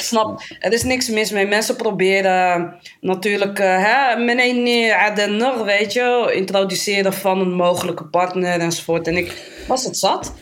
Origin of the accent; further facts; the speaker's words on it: Amsterdam, North Holland, Netherlands; geboren in Amsterdam. Ik ben daar ook getogen, ben daar opgegroeid